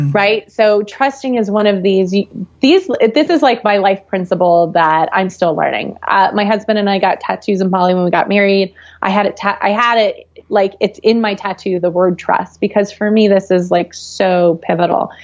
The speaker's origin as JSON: {"language": "English", "region": "Florida", "country": "United States", "tie": "born or raised there", "said": "I grew up in Florida"}